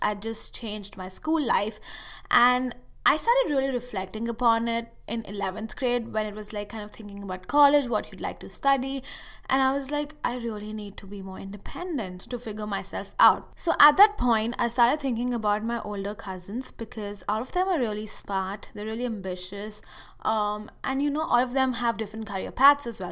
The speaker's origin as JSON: {"language": "English", "country": "India", "tie": "born or raised there", "moved": "as an adult", "lives_now": "United States", "said": "I went to this summer school thing at a university in India for a month"}